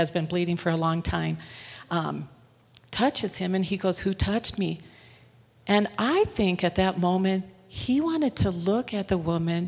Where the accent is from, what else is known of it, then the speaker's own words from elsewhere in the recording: United States; moved away as an adult; also born or lived in Lebanon; as American